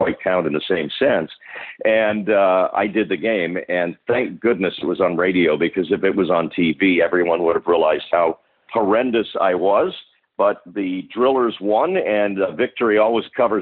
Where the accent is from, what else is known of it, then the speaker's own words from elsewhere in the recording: Edmonton, Alberta, Canada; moved away as an adult; also born or lived in Vancouver, Canada; in Edmonton, which is my original hometown, so sort of full circle, coming back to where I was born and grew up